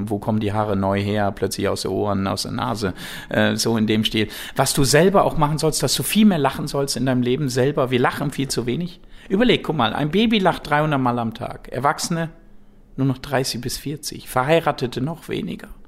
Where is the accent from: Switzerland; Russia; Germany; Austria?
Switzerland; Natürlich als Schweizer mit Geld, das ist klar, ne, das gehört dazu.